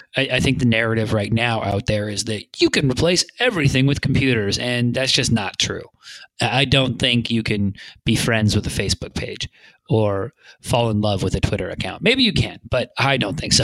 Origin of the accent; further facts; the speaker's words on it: Vancouver, British Columbia, Canada; now in Santa Monica, United States; I'm from Vancouver, British Columbia originally